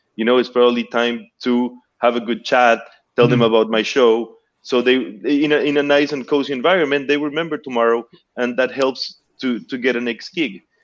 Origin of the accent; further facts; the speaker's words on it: Peru; moved away as an adult; now in Montreal, Canada; I'm originally from Peru.